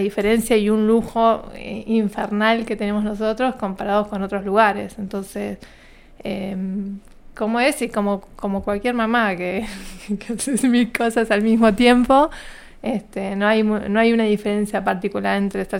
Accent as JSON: {"language": "Spanish", "town": "General Roca", "region": "Río Negro", "country": "Argentina", "tie": "born there", "said": "yo nací en General Roca, acá en la provincia de Río Negro. vengo de una familia que somos cinco hermanos"}